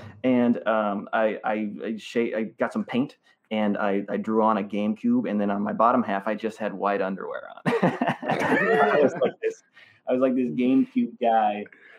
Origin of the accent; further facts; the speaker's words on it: Cedar Rapids, Iowa, United States; My hometown that I was born and raised in, Cedar Rapids, Iowa.